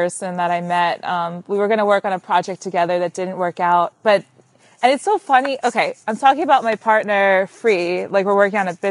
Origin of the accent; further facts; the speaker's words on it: Long Island, New York, United States; I'm from Long Island.